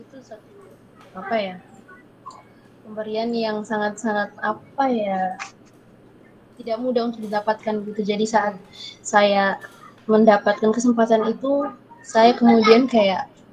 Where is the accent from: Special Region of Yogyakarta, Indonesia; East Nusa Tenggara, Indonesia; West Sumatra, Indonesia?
East Nusa Tenggara, Indonesia; Maumere; moved away as an adult; also born or lived in Surabaya; saya pilihnya waktu itu di uh, salah satu media lokal di Maumere